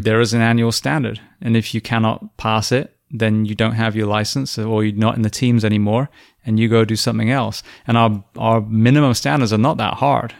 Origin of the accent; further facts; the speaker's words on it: England, United Kingdom; moved away; I'm English